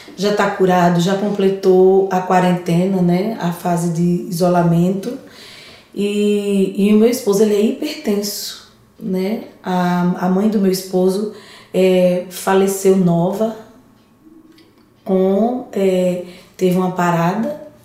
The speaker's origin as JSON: {"language": "Portuguese", "region": "Alagoas", "country": "Brazil", "moved": "yes", "lives_now": "São Paulo, Brazil", "said": "eu sou alagoana"}